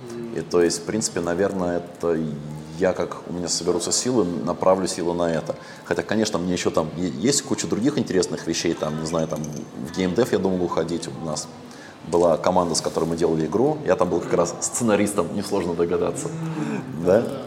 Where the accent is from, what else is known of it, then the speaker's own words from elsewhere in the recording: Russia; moved away as an adult; now in Vietnam; я в России всю жизнь вырос